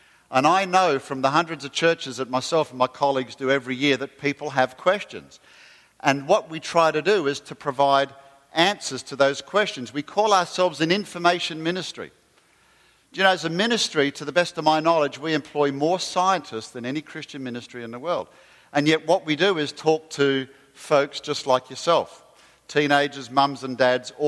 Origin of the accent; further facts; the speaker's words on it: Australia; moved away; don't call me English, because I'm Australian